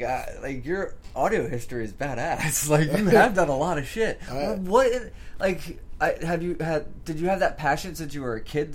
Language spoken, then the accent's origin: English; the South, United States; I'm from the South. I don't even like country, dude. I grew up with rap, rock, metal, all that stuff like that.